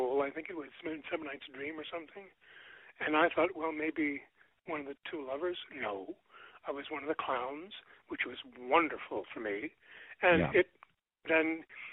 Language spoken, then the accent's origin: English; Montreal, Quebec, Canada; moved away as an adult; also born or lived in Toronto, Canada; now in Los Angeles, United States; I grew up in Montreal